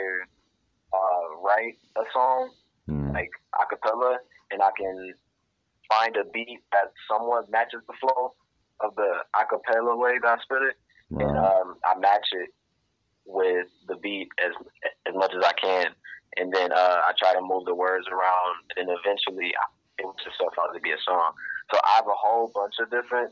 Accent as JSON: {"language": "English", "town": "Ypsilanti", "region": "Michigan", "country": "United States", "tie": "born or raised there", "said": "I'm from Ypsilanti, Michigan. Born and raised. I'm still here now"}